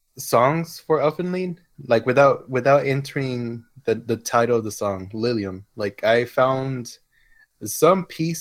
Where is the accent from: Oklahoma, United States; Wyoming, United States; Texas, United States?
Texas, United States; Comstock; I'm from Comstock and everyone's from Del Rio.